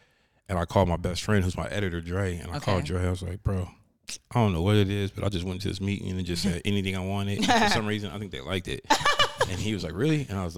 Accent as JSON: {"language": "English", "area": "Bay Area", "region": "California", "country": "United States", "said": "I'm from the Bay Area."}